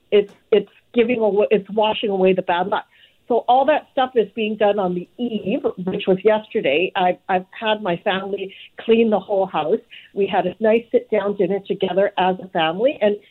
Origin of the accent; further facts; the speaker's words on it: Vancouver, British Columbia, Canada; growing up in Southeast Vancouver